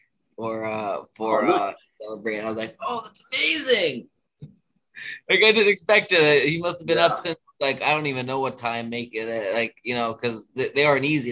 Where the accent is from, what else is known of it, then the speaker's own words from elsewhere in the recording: Pennsylvania, United States; now in Baltimore, United States; I live in Baltimore now, but I'm originally from Pennsylvania